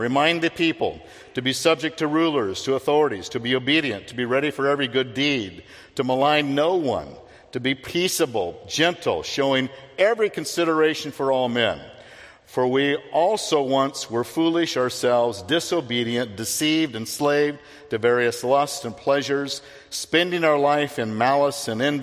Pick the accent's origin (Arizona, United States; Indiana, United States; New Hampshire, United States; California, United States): Arizona, United States; Phoenix; I grew up in Phoenix, I like heat